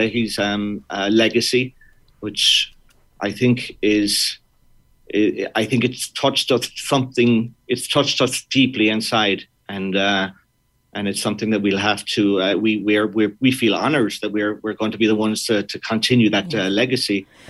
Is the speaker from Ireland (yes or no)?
yes; Munster, Ireland; I think even in school, growing up in Kerry, it was something that was touched on.